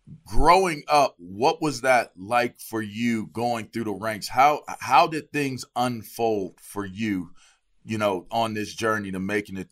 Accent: Pittsburgh, Pennsylvania, United States; because for me, I'm from Pittsburgh. So you see I got my Penn State shirt on. Like linebacker is literally – the culture that I grew up in.

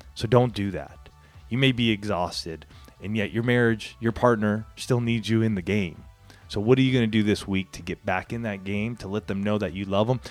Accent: Southern California, United States; moved away as an adult; also born or lived in Colorado; this small town I grew up in here in Southern California

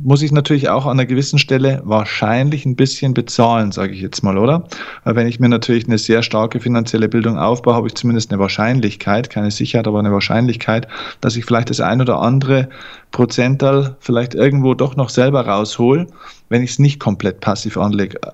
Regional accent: Germany; bei uns in Deutschland

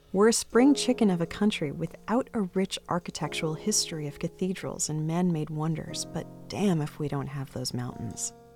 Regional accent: Boston, Massachusetts, United States; also born or lived in Toronto; I'm from Boston, except for those years that I lived in Toronto

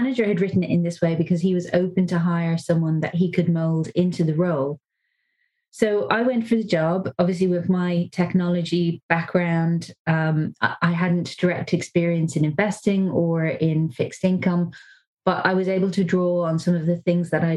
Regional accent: Dublin, Leinster, Ireland; moved away as an adult; I am from Dublin

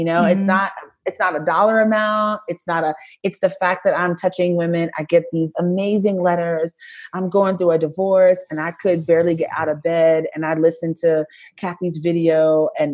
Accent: Brooklyn, New York, United States; I'm from Brooklyn

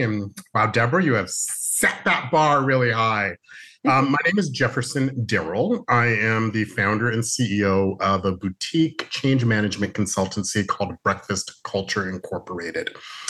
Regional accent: Canada; I was born in Canada, but my parents are both born in Bermuda onions, hence where that comes from. So I have Caribbean roots, although I was born in Canada, hence ….

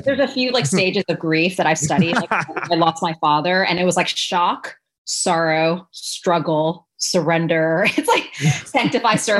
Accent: New York City, New York, United States; I went to an all girls high school in New York City

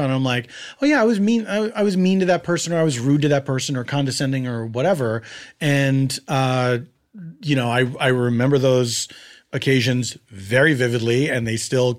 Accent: Philadelphia, Pennsylvania, United States; I grew up in Philadelphia in a neighborhood called Mount Airy

